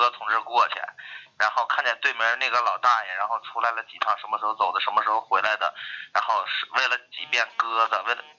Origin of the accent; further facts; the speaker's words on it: Dalian, Liaoning, China; moved away as an adult; now in Cleveland, United States; 我是来自我是从国内大连来的